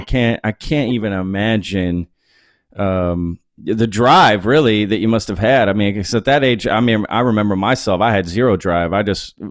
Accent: Dallas, Texas, United States; now in Austin, United States; I grew up in the Dallas area too

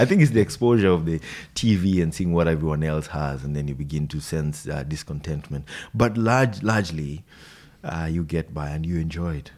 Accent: Nairobi, Kenya; first language Swahili; English is a second language; moved away as an adult; now in New Zealand; I've grown up in the capital city, Nairobi.

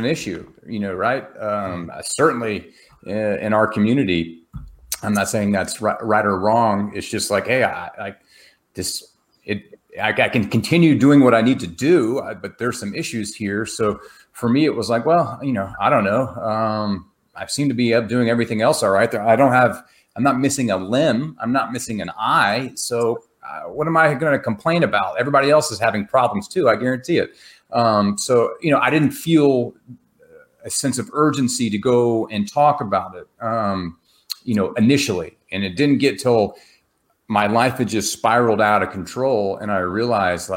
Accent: Texas, United States; I'm from Texas

